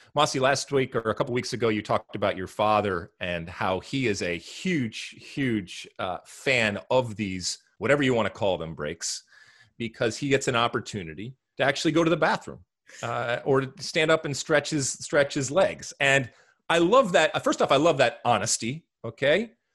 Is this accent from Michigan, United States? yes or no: yes; Detroit, Michigan, United States; my home city, in my home state